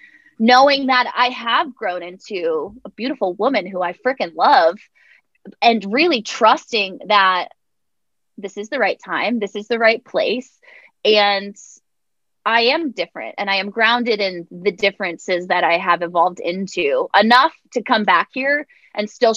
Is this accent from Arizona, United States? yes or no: no; Westport, Connecticut, United States; moved away as an adult; also born or lived in Nashville, Tennessee; I just moved back to my hometown of Westport, Connecticut.